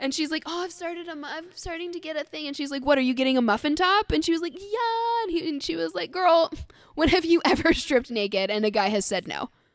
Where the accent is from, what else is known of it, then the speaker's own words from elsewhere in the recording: Scotland, United Kingdom; I'm fucking Scottish